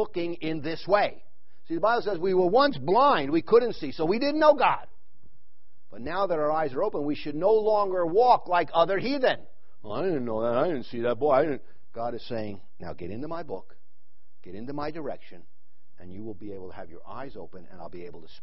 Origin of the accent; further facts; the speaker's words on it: New York, United States; now in Wickenburg, United States; I grew up in New York